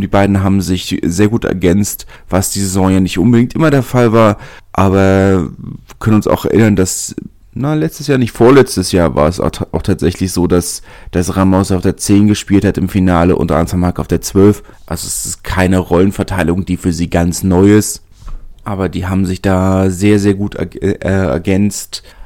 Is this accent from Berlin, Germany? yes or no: yes; Berlin, Germany; als Berliner